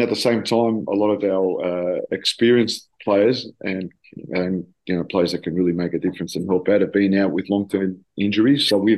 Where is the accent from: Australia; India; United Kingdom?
Australia; also born or lived in Greece; now in Tel Aviv, Israel; a little bit of both worlds of growing up in Australia and a little bit of my time that I've spent in Greece to the Tel Aviv way of life.